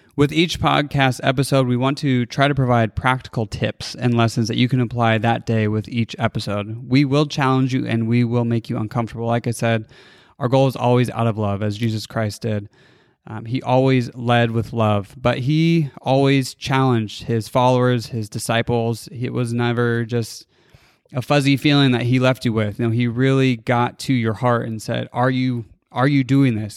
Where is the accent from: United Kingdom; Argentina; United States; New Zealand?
United States; California; moved away; also born or lived in Boulder, Colorado; I was born and raised in California